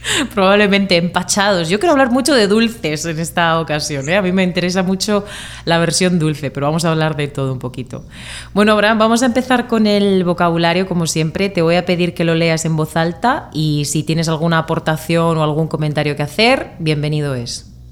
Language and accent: Spanish; Murcia, Region of Murcia, Spain; de España